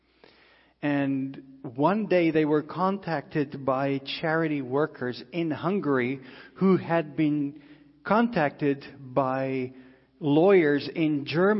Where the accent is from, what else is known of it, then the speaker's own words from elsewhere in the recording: South Africa; moved away; we grew up in South Africa